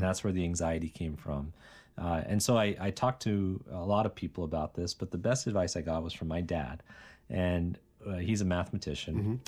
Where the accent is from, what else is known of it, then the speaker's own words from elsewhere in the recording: Bethel Park, Pennsylvania, United States; moved away as an adult; also born or lived in Cambridge, Massachusetts; I grew up in Pittsburgh, Pennsylvania, a town called Bethel Park, and went to high school there